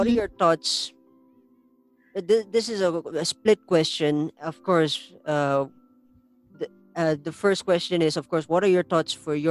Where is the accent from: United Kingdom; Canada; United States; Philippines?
Philippines; La Trinidad, Cordillera Administrative Region; I'm from the La Trinidad area, where of course we're surrounded by mountains and we are a part of the Igorot tribe